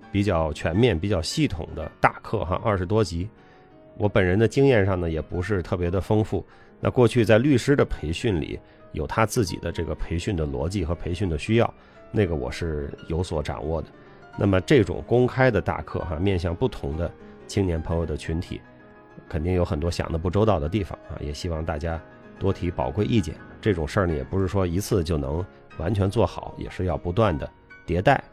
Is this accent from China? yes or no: yes; China; 我们作为中国人